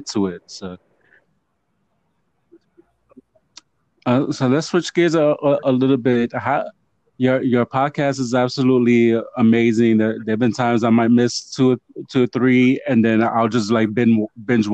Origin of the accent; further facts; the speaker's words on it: New York City, New York, United States; Puerto Rican from the Bronx